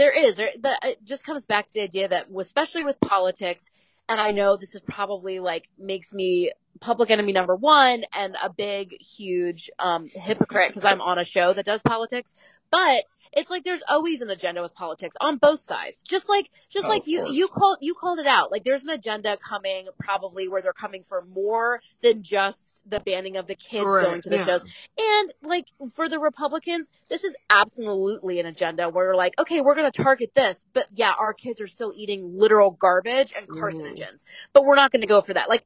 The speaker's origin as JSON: {"language": "English", "region": "New Jersey", "country": "United States", "moved": "yes", "lives_now": "Pennsylvania, United States", "said": "I'm actually in Pennsylvania, but I'm from Jersey"}